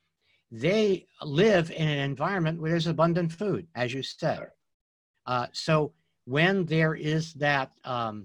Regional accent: New York, United States; I grew up in New York

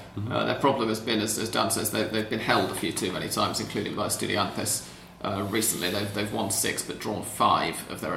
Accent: England, United Kingdom; I'm English

